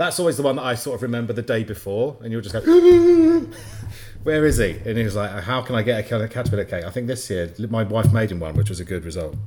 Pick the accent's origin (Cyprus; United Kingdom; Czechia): United Kingdom; Bury St Edmunds, East of England; moved away as an adult; also born or lived in Leeds; I grew up in Brest Evans, actually not far from where Ed did